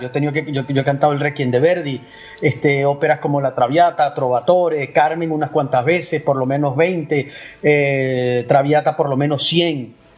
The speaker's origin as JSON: {"language": "Spanish", "town": "Valera", "region": "Trujillo", "country": "Venezuela", "tie": "born or raised there", "also_born_or_lived": "Caracas / Vienna / Spain", "moved": "as an adult", "lives_now": "Miami, United States", "said": "yo soy andino. Yo nací en una ciudad que se llama Valera"}